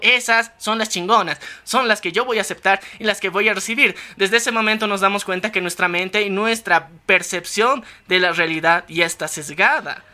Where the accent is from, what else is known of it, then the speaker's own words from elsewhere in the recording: Bolivia; somos de Bolivia